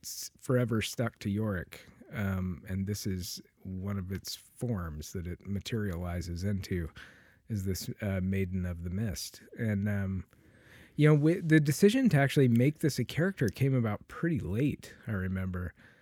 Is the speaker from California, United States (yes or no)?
no; Memphis, Tennessee, United States; I'm from Memphis.